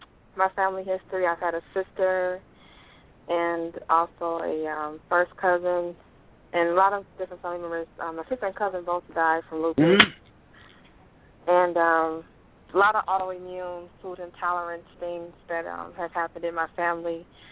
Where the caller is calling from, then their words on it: Detroit, Michigan, United States; from Detroit.